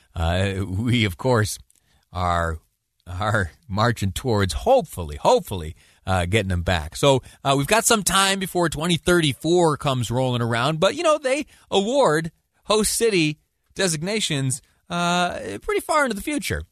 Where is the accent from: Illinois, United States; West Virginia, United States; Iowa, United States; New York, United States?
New York, United States; Western; now in Utah, United States; I, I, did some of my growing up in Western New York